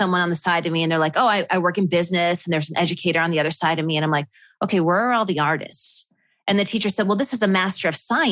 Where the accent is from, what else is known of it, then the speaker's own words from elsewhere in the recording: Buffalo, New York, United States; moved away as an adult; my hometown in Buffalo.